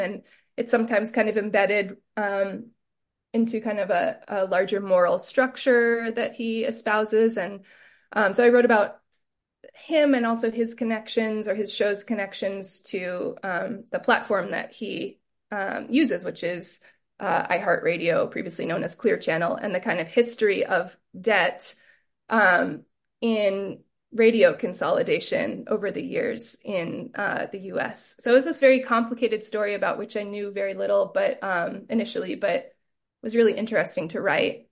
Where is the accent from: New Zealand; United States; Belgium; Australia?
United States; Southern California; growing up in Southern California